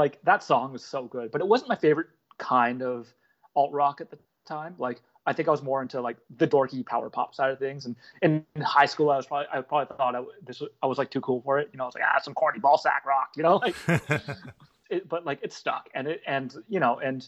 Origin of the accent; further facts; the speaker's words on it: Toronto, Ontario, Canada; also born or lived in Montreal / Halifax / Calgary; I lived in Montreal, lived in Halifax, I lived in Calgary, and, you know, I'm from Toronto